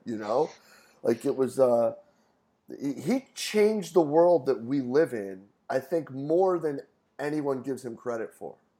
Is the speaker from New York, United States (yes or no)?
yes; Rochester, New York, United States; moved away as an adult; also born or lived in Cortland, New York; I grew up in Rochester, did my undergrad at SUNY Cortland